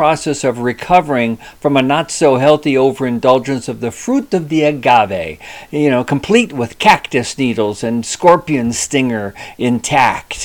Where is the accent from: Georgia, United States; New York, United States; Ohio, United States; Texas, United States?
Ohio, United States; Cleveland; I was born in Cleveland.